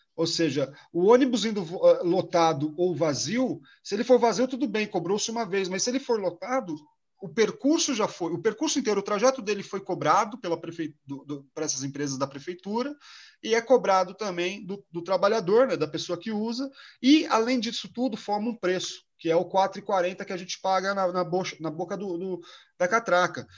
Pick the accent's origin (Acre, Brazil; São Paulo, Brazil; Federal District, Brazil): São Paulo, Brazil; São Carlos; now in São Paulo, Brazil; Lá em São Carlos do Pinhal, a terra onde eu nasci. Nós somos de família muito pobre lá